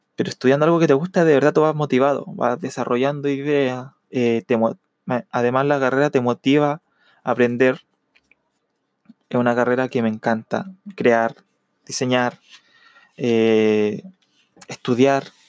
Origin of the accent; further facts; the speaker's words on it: Chile; Yo soy de Chile